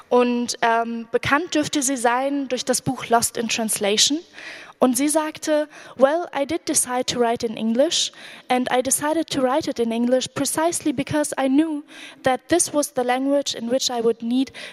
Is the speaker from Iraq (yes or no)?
yes; Iraq; first language Arabic; German is a second language; now in Germany; Während des Irakkrieges war ich in Deutschland. Die Lage in meinem Heimatland hat mich beschäftigt. Ich wollte mich dazu äußern, aber auf Arabisch war es nicht möglich.